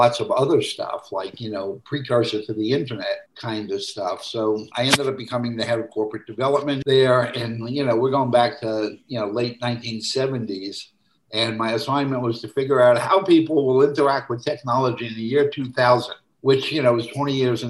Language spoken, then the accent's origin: English; New York City, New York, United States; moved away as an adult; also born or lived in Los Angeles; I grew up in Brooklyn